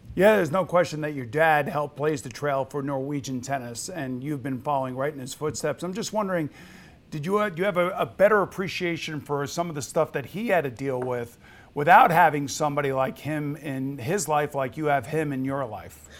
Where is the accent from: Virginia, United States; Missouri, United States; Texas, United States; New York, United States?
New York, United States; I am a New Yorker